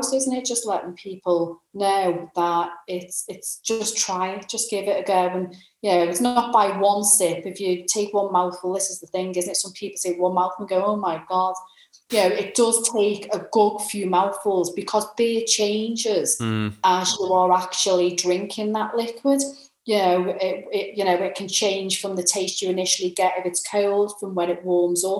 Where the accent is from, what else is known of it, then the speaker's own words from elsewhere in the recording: Liverpool, North West England, United Kingdom; I'm a Scouser.